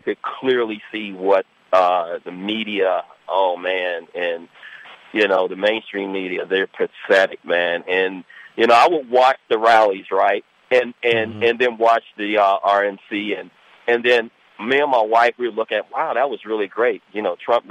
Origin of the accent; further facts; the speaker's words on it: Washington, District of Columbia, United States; moved away as an adult; now in Sterling, United States; I'm an African-American born and raised in Washington, D.C. I live right outside of Washington, D.C. right now in Sterling, Virginia